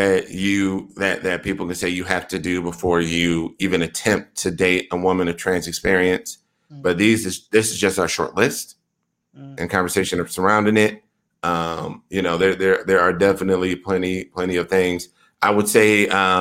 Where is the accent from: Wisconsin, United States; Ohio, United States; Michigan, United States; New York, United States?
Wisconsin, United States; Milwaukee; I am from Milwaukee, Wisconsin